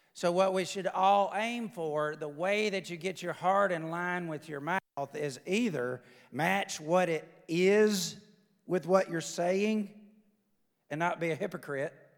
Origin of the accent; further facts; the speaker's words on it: the South, Alabama, United States; I'm from the South.